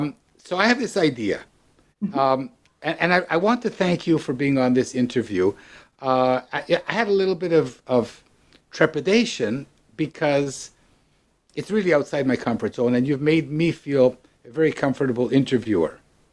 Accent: Ottawa, Ontario, Canada; the Christians that I grew up with in Ottawa

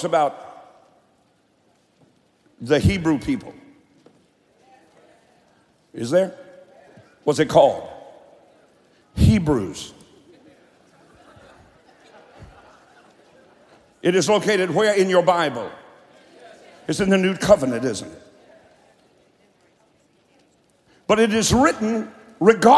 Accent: Eastern Kentucky, United States; I'm from Eastern Kentucky.

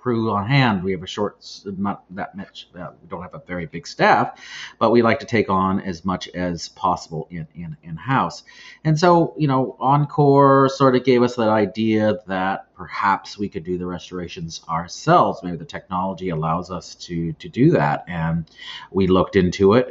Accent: Northern California, United States; I was born and raised in Northern California

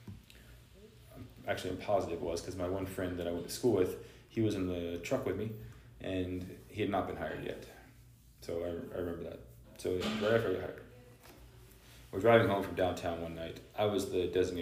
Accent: Lake County, Central Florida, United States; where I used to work is also where I grew up in Central Florida, Lake County, Florida

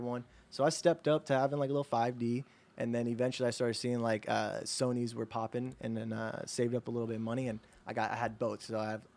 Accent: Ocala, Florida, United States; born or raised there

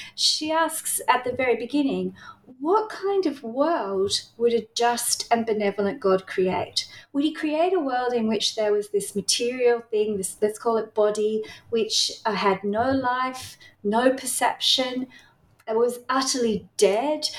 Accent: Tasmania, Australia; accent: Australian; now in Melbourne, Australia; I grew up in Tasmania

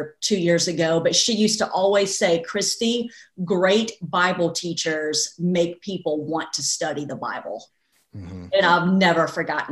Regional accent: United States; as an American people

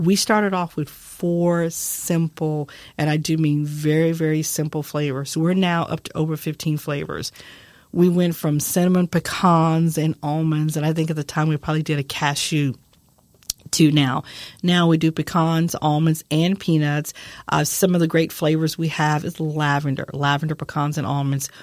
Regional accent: San Antonio, Texas, United States; I'm from San Antonio, Texas, born and raised

